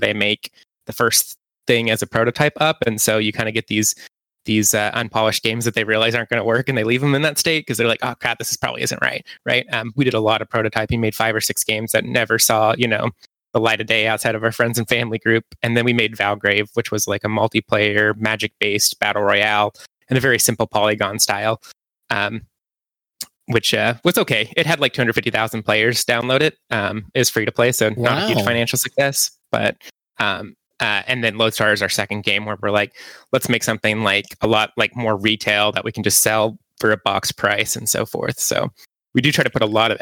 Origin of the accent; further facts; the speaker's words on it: Kansas, United States; accent: Kansas; now in Los Angeles, United States; I grew up in Kansas in a very small town.